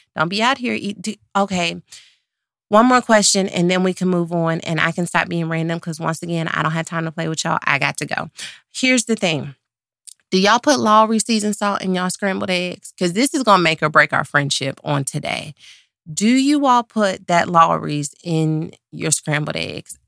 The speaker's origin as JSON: {"language": "English", "town": "Dallas", "region": "Texas", "country": "United States", "said": "I'm from Dallas"}